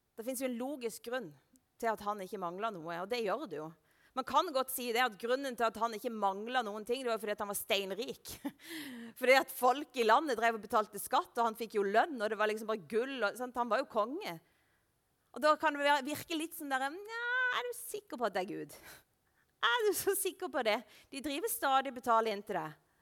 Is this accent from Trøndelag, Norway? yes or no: no; Lista, Agder, Norway; jeg er fra Lista, og der er det sau overalt